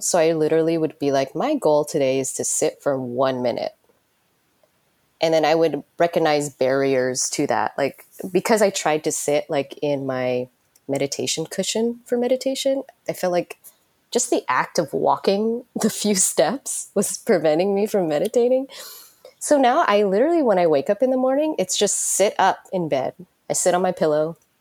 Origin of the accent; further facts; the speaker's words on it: United States; moved away as an adult; also born or lived in San Francisco; now in Tokyo, Japan; growing up in United States